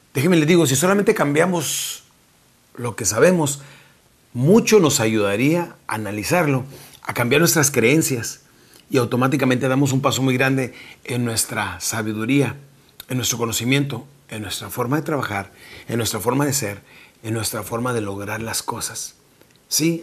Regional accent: Mexico; now in Texas, United States; nuestra República Mexicana

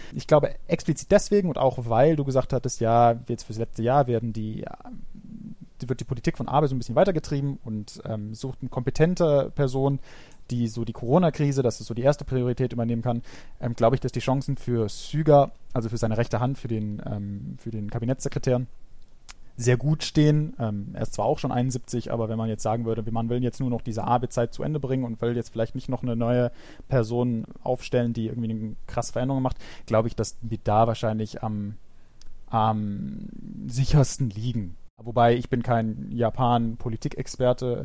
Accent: Germany; bei uns in Deutschland

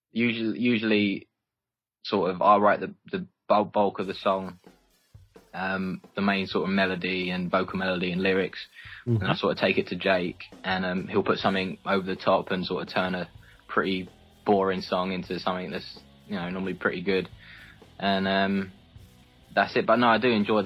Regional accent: Essex, East of England, United Kingdom; growing up in Essex

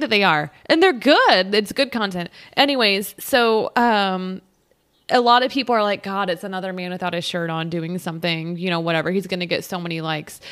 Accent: United States; we're American

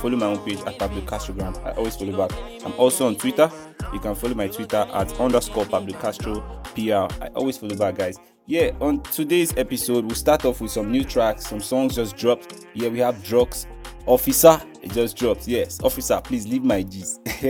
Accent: Delta, Nigeria; I'm from Nigeria, I'm from Delta State, Nigeria.

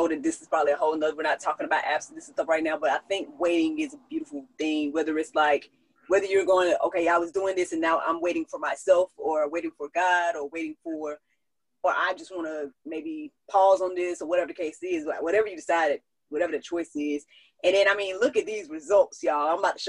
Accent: Hawaii, United States; I'm from Kauai. I hope you don't mind.

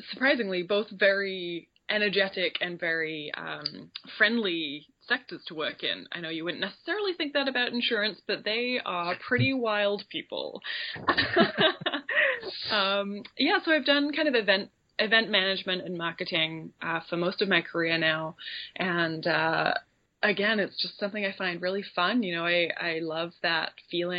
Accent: Royal Leamington Spa, West Midlands, United Kingdom; moved away as an adult; now in Vancouver, Canada; I grew up in the Midlands in a little town very pretentiously named Royal Leamington Spa.

